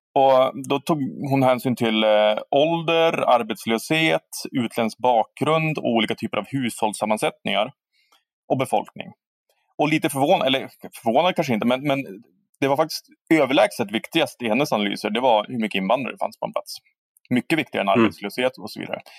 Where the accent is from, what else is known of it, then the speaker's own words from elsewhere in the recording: Härnösand, Västernorrland County, Sweden; jag växer upp i Härnösand, som jag nu har gjort också